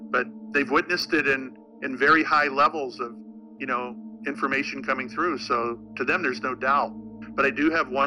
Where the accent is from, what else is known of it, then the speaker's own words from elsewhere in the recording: Florida, United States; moved away as an adult; also born or lived in Salem, Massachusetts / Boston; when I moved from Boston back home to the Florida area, you know, where I grew up